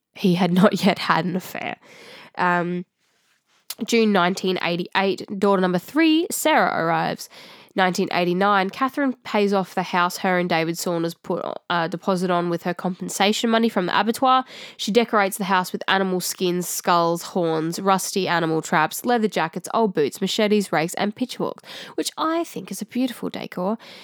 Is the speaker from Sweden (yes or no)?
no; Australia